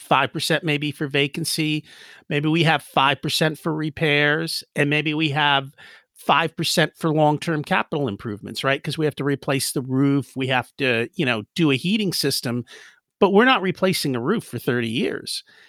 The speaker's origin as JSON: {"language": "English", "country": "United States", "tie": "born or raised there", "said": "We grew up in America, and our parents were like, \"Hey, you're, you're, you're in America, learn English.\""}